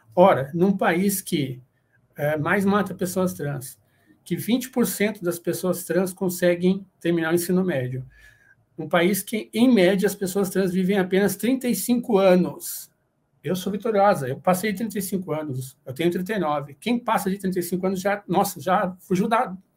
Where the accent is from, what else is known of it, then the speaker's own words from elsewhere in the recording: Paraná, Brazil; now in São Paulo, Brazil; eu sou do Paraná, mas no momento eu moro aqui em São Paulo, capital